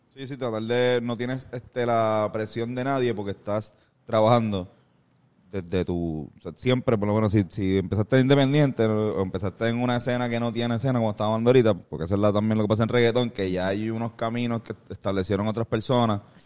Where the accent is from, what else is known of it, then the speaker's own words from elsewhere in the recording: San Juan, Puerto Rico; nosotros que somos de Río Piedra